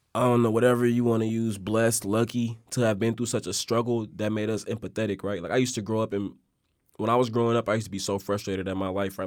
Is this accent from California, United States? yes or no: yes; Oakland, California, United States; me growing up in Oakland, bruh, and growing up in Oakland